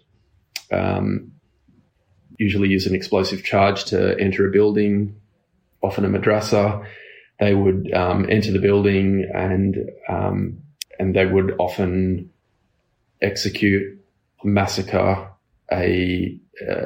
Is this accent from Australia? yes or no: yes; Australia; now in Kabul, Afghanistan; I'm an Australian photojournalist based in Kabul, Afghanistan